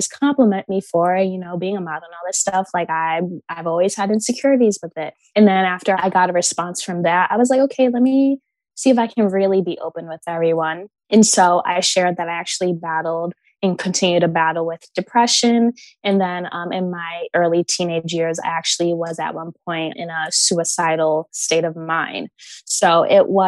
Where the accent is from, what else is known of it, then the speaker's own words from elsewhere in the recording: Connecticut, United States; also born or lived in Baltimore, Maryland; I was born in Baltimore up until I was 5. And then I moved to Connecticut, where I was literally the only Black girl in town